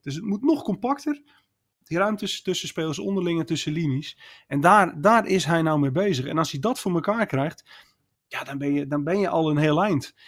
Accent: Netherlands; als Nederlander

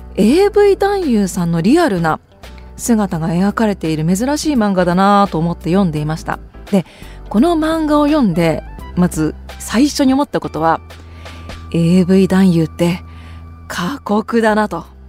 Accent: Sapporo, Hokkaido, Japan; now in Tokyo, Japan; 私札幌出身なんですけど実家の札幌に住んでいる両親が私が今住んでいる東京のお家に遊びに来た

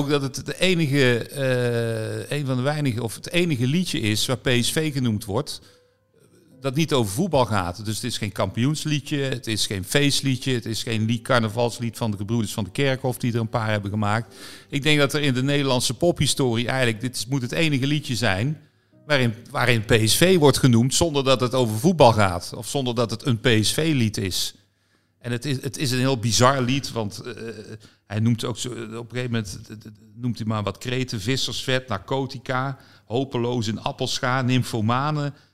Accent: North Brabant, Netherlands; Ja, maar ik ben ook een Brabander.

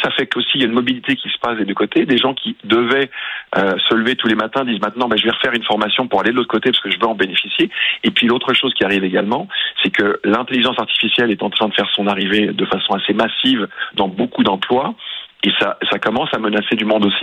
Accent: France; now in Canada; je suis originaire de France

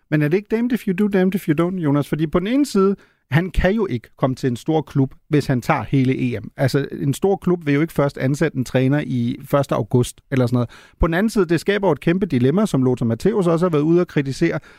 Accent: Germany; moved away; som tysker

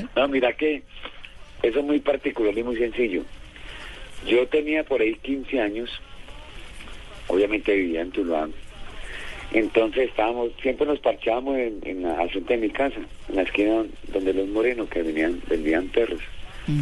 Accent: Valle del Cauca, Colombia; así somos nosotros los vallecaucanos

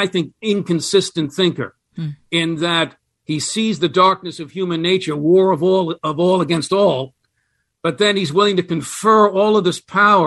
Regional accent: United States; as an American

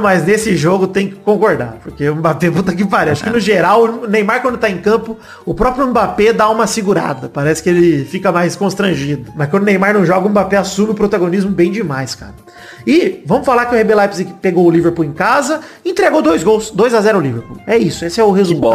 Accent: Brazil; eu como brasileiro

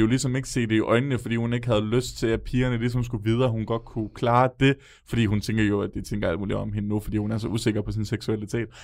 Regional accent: Odense, Southern Denmark, Denmark; I Odense kalder vi det altså for en nipnapper

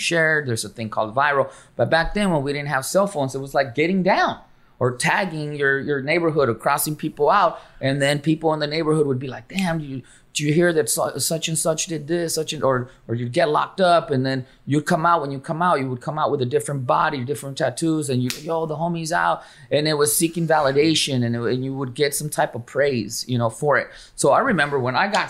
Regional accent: San Diego, California, United States; born or raised there; moved away as an adult; also born or lived in Mexico; now in Los Angeles, United States

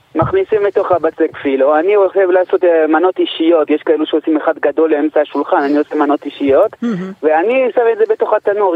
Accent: Canada; moved away as an adult; also born or lived in Morocco (parents); now in Israel; אני נולדתי בקנדה, אבל המשפחה שלי, מה שנקרא, עברה בקנדה, בדרך לישראל. אה, עליתי לארץ לפני שלוש עשרה שנה

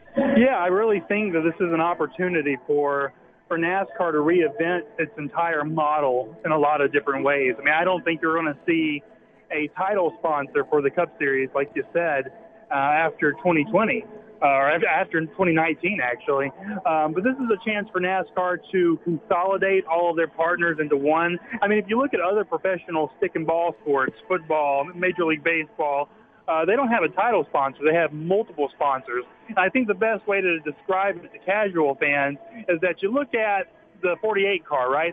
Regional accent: Deep South, United States; also born or lived in North Carolina / Alabama; I'm from the Deep South originally, uh, living in North Carolina and Alabama now

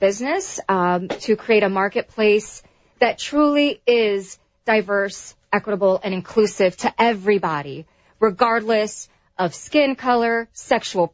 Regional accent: United States; I'm an American

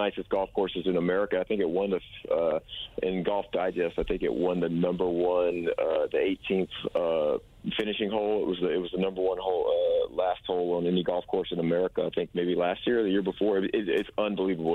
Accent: South Carolina, United States; now in Nashville, United States; we're from South Carolina

